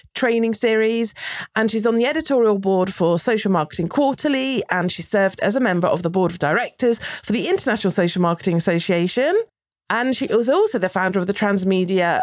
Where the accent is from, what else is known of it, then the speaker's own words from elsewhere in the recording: United Kingdom; As a Brit